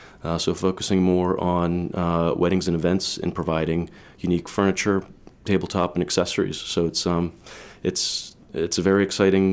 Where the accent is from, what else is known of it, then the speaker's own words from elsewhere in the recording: Burlington, Massachusetts, United States; also born or lived in Boston; Well, I grew up in Burlington, Mass, and have been living in Boston for the last 8 or 9 years.